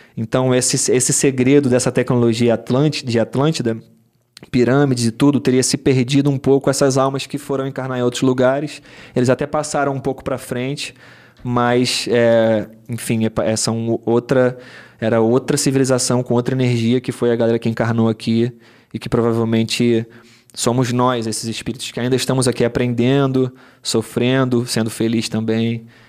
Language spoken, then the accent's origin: Portuguese; Rio de Janeiro, Brazil; also born or lived in Arraial da Ajuda, Bahia; eu cresci na Zona Sul aqui